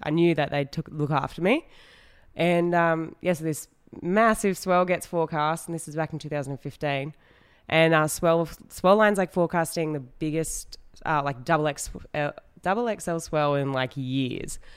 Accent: Western Australia, Australia; I grew up in Western Australia

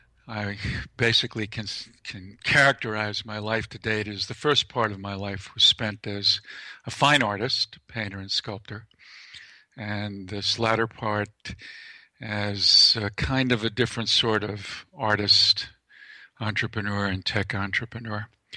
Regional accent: New York City, New York, United States; I grew up in Lower Manhattan and Lower East Side, and then moved to the Bronx for a while, that sort of thing.

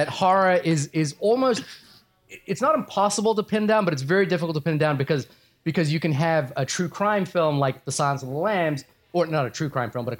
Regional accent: Fiji; born there; So a little backstory: I was born in Fiji.

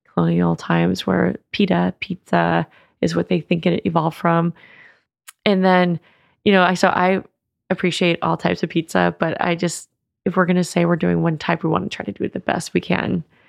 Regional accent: West Marin, California, United States; we grew up in West Marin

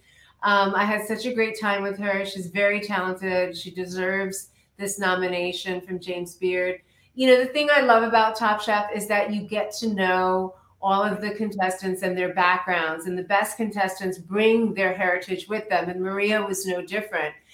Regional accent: India; now in United States; I'm Indian

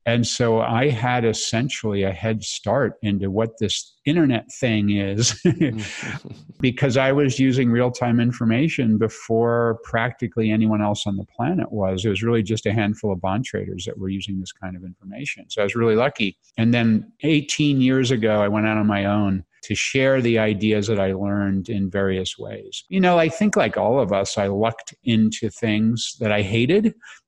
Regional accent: Connecticut, United States; also born or lived in Massachusetts / New York; So a little bit of time in Massachusetts and in different places in New York. But I like to say that I'm from Connect

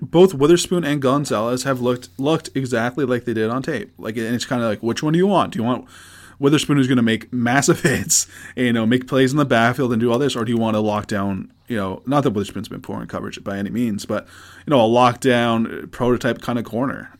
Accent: Canada; we're Canadian

